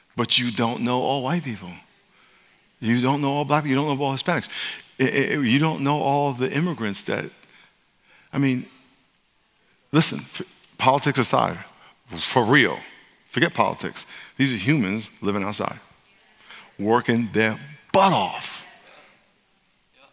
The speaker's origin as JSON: {"language": "English", "region": "New York", "country": "United States", "tie": "born or raised there", "moved": "yes", "lives_now": "California, United States", "said": "I live in California now, but I'm from New York. I grew up in New York"}